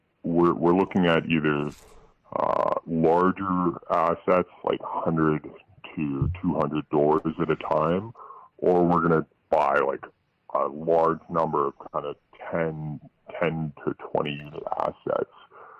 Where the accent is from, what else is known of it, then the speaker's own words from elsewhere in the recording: Toronto, Ontario, Canada; So I'm actually from Toronto, and I worked in an investment shop in real estate here for the last 4 or 5 years.